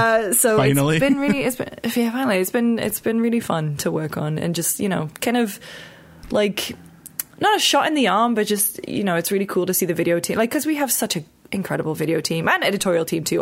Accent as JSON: {"language": "English", "country": "United Kingdom", "said": "And we called it Spot On because obviously we're British."}